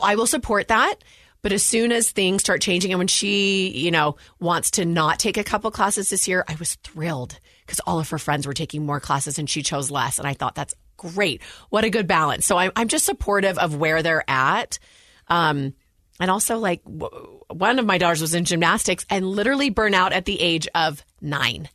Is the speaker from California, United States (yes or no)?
yes; Walnut Creek, California, United States; born or raised there; moved away as an adult; now in Utah, United States